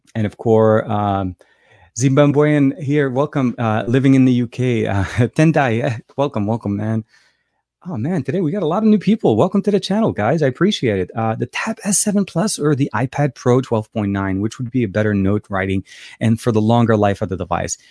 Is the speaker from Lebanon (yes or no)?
yes; Beirut, Beirut Governorate, Lebanon; moved away; I'm actually from Lebanon, uh, Beirut, Lebanon, uh, Lebanese born